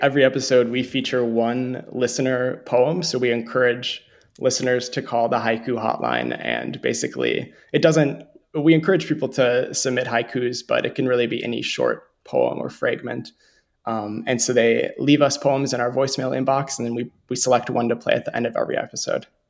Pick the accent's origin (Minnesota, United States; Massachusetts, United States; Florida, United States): Minnesota, United States; Montevideo; growing up in Montevideo, Minnesota.